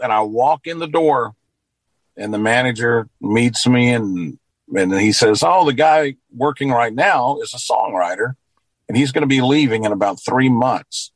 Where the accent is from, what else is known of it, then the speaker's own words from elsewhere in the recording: Luverne, Alabama, United States; moved away as an adult; also born or lived in Nashville, Tennessee; I worked through high school at a radio station here in my hometown of Luverne.